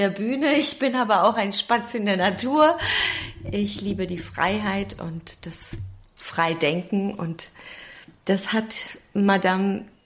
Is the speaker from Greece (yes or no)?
yes; Greece; Mein Vater arbeitete schon in der Fabrik, sie nach Griechenland, hat dort geboren im Wissen, dass sie mich nicht mitnehmen kann